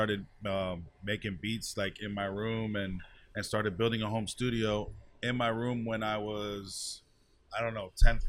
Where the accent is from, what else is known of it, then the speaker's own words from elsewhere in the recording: Miami, Florida, United States; I'm born and raised in Dade County, and I'm here for Miami, and I rep it till I die.